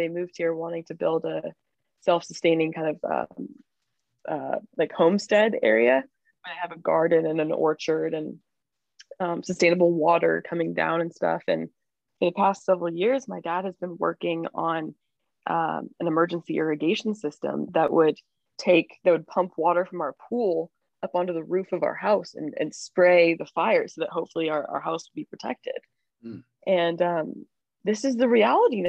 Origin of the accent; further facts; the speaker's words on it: Nevada City, California, United States; I'm staying back in my parents' house in Nevada City this summer